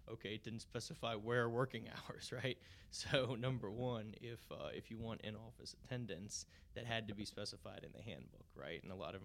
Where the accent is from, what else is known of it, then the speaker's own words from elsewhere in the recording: New Orleans, Louisiana, United States; From New Orleans, yep.